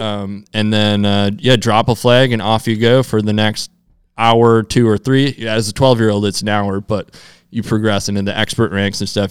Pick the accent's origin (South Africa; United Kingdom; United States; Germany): United States; Minnesota; I grew up in Minnesota